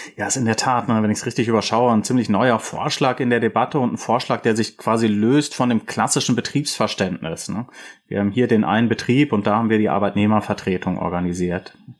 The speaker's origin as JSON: {"language": "German", "region": "Rhineland", "country": "Germany", "said": "ich komme aus dem Rheinland"}